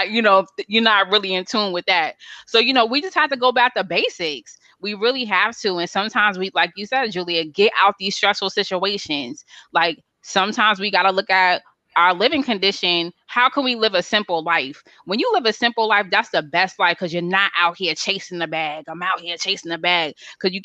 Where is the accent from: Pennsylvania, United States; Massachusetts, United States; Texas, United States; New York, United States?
Massachusetts, United States; Boston; moved away as an adult; now in Alabama, United States; I'm a brown girl from Boston, I'm a Bostonian by you know, by birth